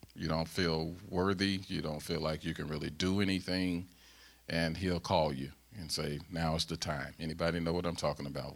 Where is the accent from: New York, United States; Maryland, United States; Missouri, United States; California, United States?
Missouri, United States; St. Louis; accent: Southern; moved away as an adult; I'm a Southerner. I'm from Saint Louis, Missouri